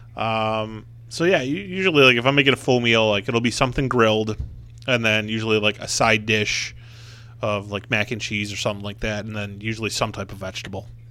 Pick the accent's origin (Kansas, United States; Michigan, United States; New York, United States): New York, United States; Buffalo; I'm from Buffalo